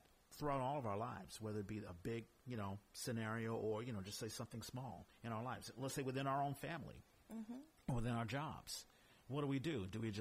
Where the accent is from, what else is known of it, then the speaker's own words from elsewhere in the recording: Washington, District of Columbia, United States; I grew up in Washington, D.C.